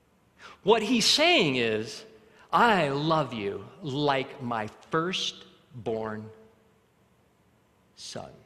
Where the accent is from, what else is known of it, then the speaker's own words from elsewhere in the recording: Arvada, Colorado, United States; also born or lived in Alabama; we moved from Alabama to Colorado, we lived in Arvada, we had a very middle class life